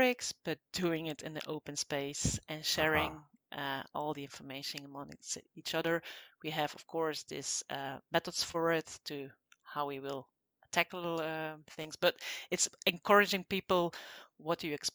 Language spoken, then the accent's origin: English; Belgium; I'm from Belgium